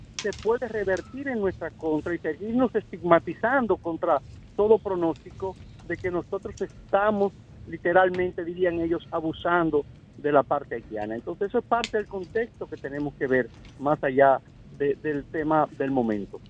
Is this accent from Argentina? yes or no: no; Dominican Republic; nosotros, como dominicanos